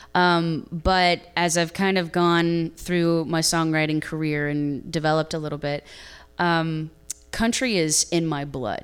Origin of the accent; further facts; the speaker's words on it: Ohio, United States; moved away as an adult; now in Nashville, United States; I am originally from Ohio